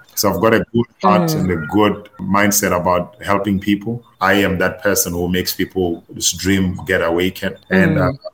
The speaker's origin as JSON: {"language": "English", "town": "Louis Trichardt", "region": "Limpopo", "country": "South Africa", "said": "I'm originally from Louis Trichardt. It's a small town in Limpopo."}